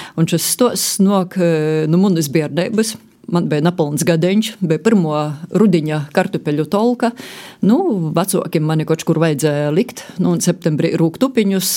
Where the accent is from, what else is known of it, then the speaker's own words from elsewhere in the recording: Varakļāni, Latgale, Latvia; Esmu dzimusi eh, Varakļonos, un visa mana bērnība ir aizvadīta eh, vēl mazliet vairāk uz eh, Murmastīnas pusi